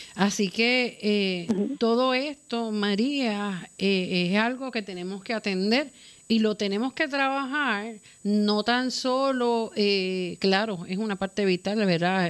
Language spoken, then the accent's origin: Spanish; Puerto Rico; como puertorriqueños, como latinoamericanos